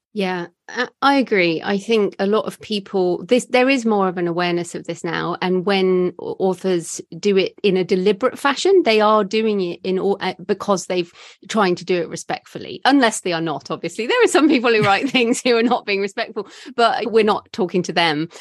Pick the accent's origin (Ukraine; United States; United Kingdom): United Kingdom; as a British white woman